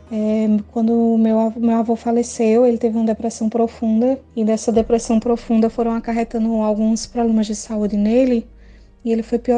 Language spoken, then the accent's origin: Portuguese; Pernambuco, Brazil; sou aqui de Pernambuco.